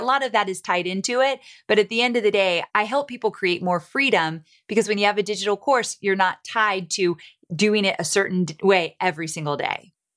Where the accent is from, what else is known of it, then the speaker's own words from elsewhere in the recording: Southern California, United States; moved away as an adult; also born or lived in Santa Barbara; now in Nashville, United States; I am born and raised in Southern California, went to school in Santa Barbara